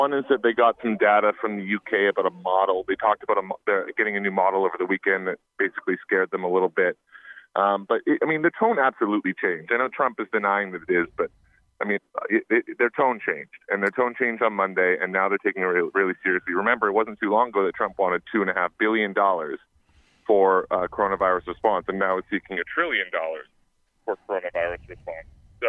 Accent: Canada; Well, yeah, and I'm Canadian, so I'm at the nexus of this one.

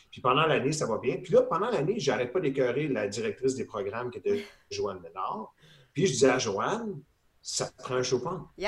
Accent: Ontario, Canada; Parce que mon père était dans l'armée, puis j'ai grandi un peu en Ontario aussi.

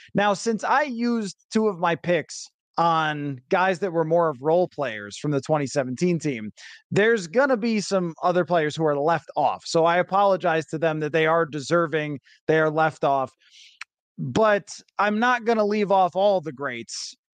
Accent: Buffalo, New York, United States; moved away; growing up in Buffalo

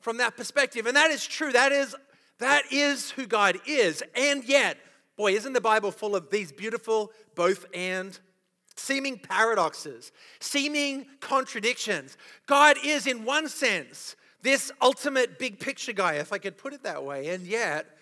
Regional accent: Australia; accent: Australian; moved away

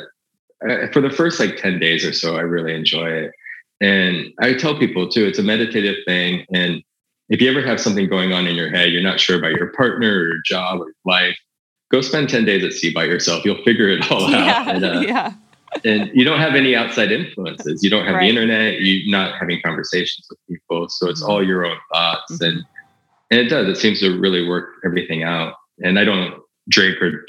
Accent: United States; I'm an American

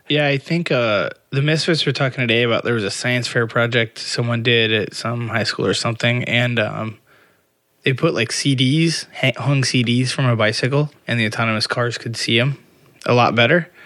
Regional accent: Indiana, United States; moved away; I grew up in Indiana

